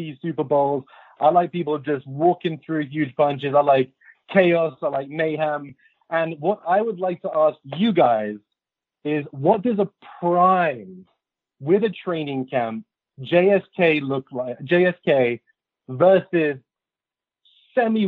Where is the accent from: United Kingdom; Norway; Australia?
United Kingdom; London; moved away; I'm from West London. I'm from Kensington.